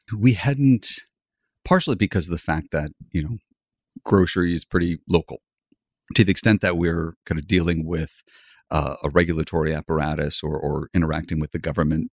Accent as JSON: {"language": "English", "town": "Grand Rapids", "region": "Michigan", "country": "United States", "tie": "born or raised there", "moved": "as an adult", "said": "I grew up in Grand Rapids, it's a pretty small town"}